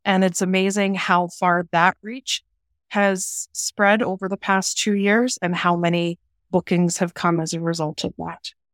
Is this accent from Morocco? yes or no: no; Orillia, Ontario, Canada; moved away as an adult; I'm actually originally from Southern Ontario